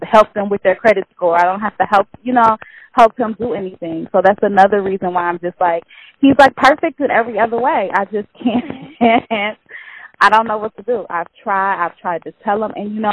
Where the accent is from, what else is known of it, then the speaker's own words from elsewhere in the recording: Detroit, Michigan, United States; we're from Detroit